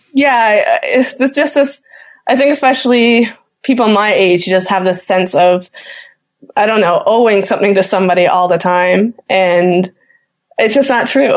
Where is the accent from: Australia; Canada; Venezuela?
Canada; Newfoundland and Labrador; as a Newfoundlander